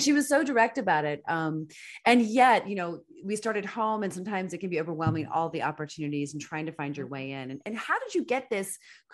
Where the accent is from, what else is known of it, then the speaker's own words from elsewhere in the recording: Washington, District of Columbia, United States; moved away as an adult; now in California, United States; I'm an East Coaster. I grew up in Washington, D.C. area.